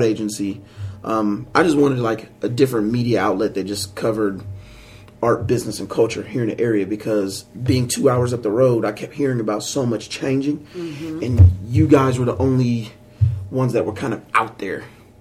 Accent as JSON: {"language": "English", "town": "Portsmouth", "region": "Ohio", "country": "United States", "also_born_or_lived": "Columbus, Ohio", "said": "there's no way I'm moving back to Portsmouth, because I was gone for 4 years."}